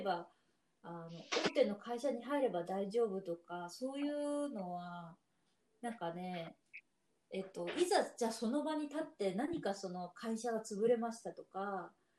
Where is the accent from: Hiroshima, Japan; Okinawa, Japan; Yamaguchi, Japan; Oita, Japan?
Yamaguchi, Japan; moved away as an adult; also born or lived in Nishinomiya, Hyogo; 私山口県出身なんだけど